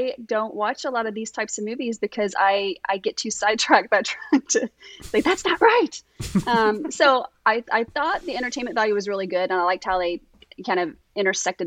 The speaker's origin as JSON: {"language": "English", "region": "Kentucky", "country": "United States", "said": "I'm from Kentucky"}